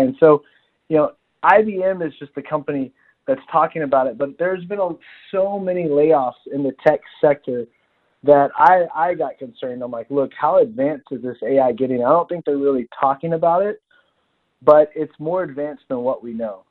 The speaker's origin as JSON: {"language": "English", "region": "Texas", "country": "United States", "said": "I'm from Texas"}